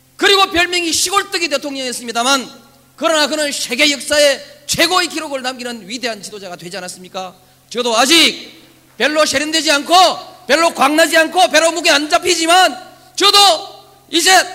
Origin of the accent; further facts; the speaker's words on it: Yeongnam, South Korea; 나는 그저 영남이니까, 태생이 영남이니까